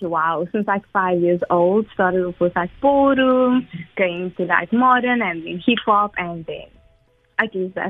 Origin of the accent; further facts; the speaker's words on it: Atlantis, Western Cape, South Africa; moved away; also born or lived in Bellevue; So I'm from Bellevue, but I'm originally from Atlantis.